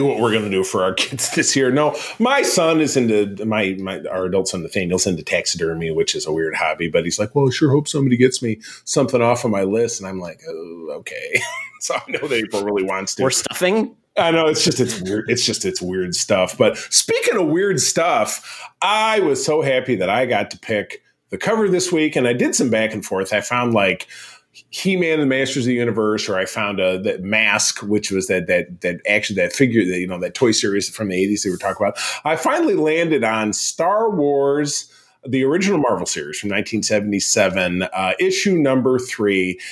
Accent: Grosse Pointe, Michigan, United States; my hometown of Grosse Pointe, Michigan

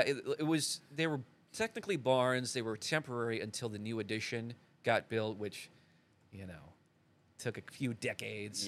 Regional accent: United States; I was pretty much born and raised around here. I grew up in a little town called Albernette

